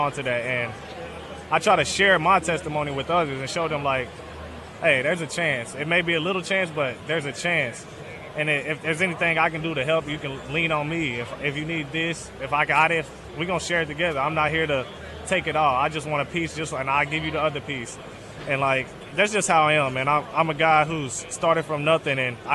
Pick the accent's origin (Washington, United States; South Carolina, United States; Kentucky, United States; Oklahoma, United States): Kentucky, United States; northern; also born or lived in Michigan; I'm from northern Kentucky, right across the bridge from Cincinnati